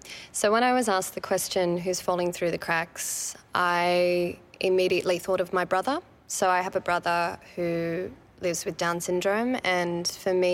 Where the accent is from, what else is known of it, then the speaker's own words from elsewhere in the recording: Sydney, New South Wales, Australia; I'm from Western Sydney. I'm born and raised Western Sydney.